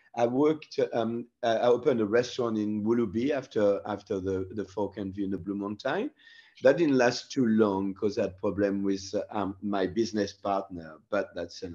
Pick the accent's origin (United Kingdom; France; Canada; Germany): France; English is a second language; moved away as an adult; also born or lived in New Caledonia; now in Australia; before I left France, I went to École Hôtelière